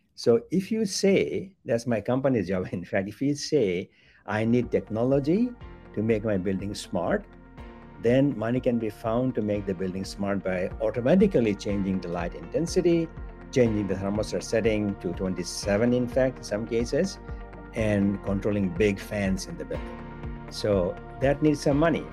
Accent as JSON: {"language": "English", "country": "Bangladesh", "tie": "born or raised there", "moved": "yes", "said": "I was born in Bangladesh, a developing country."}